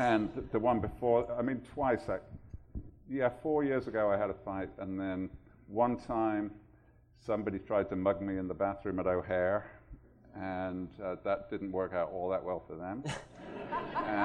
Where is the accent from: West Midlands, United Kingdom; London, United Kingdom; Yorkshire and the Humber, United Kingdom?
West Midlands, United Kingdom; Birmingham; moved away; I grew up in Birmingham, England, which was a pretty rough, tough industrial city